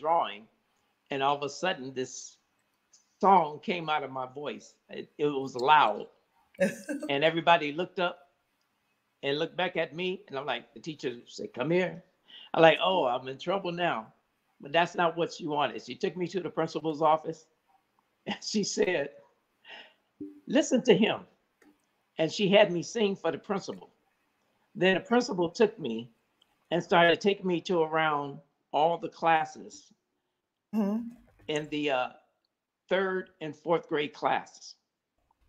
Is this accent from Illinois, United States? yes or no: yes; Chicago, Illinois, United States; West Side of Chicago, Illinois, right around in Cook County, Illinois